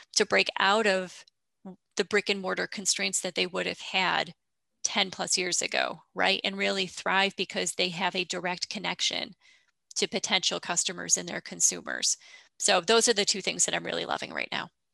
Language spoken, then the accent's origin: English; upstate New York, United States; I am from upstate New York